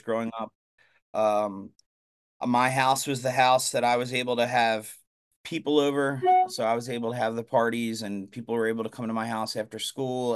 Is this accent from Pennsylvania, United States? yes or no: yes; Blue Bell, Pennsylvania, United States; I grew up in Bluebell, it's called. It's right outside of Philadelphia